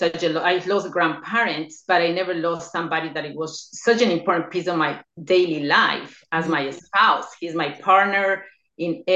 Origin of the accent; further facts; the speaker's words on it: Ecuador; now in New York, United States; I'm originally from Ecuador. I was born there, but I relocated to the United States in 1990